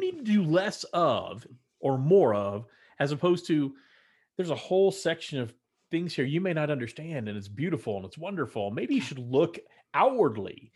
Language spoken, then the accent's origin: English; Texas, United States; moved away; growing up in Texas as a Texan